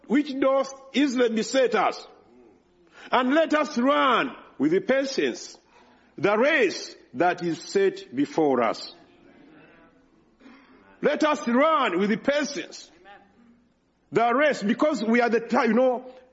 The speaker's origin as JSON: {"language": "English", "country": "Uganda", "second_language": "English", "moved": "yes", "said": "There in Uganda, I can speak well than I can do here because I'm speaking in my native language"}